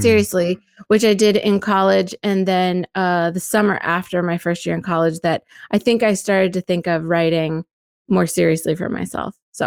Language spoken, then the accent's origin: English; Pennsylvania, United States; also born or lived in Gettysburg, Pennsylvania; I'm from Pennsylvania and I grew up in different places around Pennsylvania, but the place that is the anchor for me is Gettysburg.